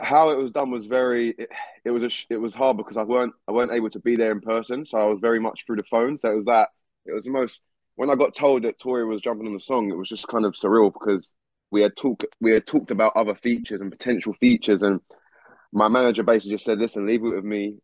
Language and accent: English; Essex, East of England, United Kingdom; also born or lived in London; I was born and raised in London, and I moved to Essex when I was quite young. So I've lived in Essex my whole life, most of my life.